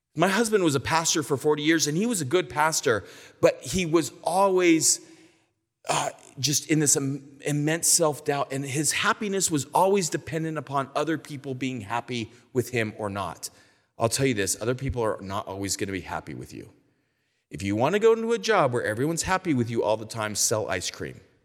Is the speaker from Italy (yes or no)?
no; California, United States; I'm from California